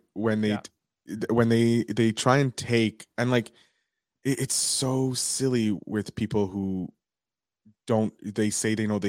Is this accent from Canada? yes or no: yes; Canada; I'm also Canadian. I'm out in Montreal.